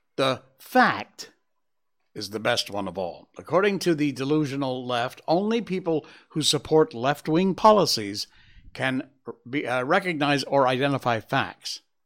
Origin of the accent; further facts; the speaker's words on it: Connecticut, United States; my home state of Connecticut